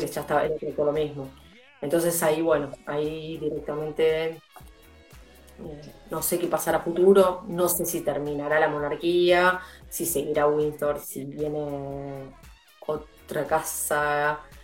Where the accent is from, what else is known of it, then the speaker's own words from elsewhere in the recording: Argentina; nosotros como argentinos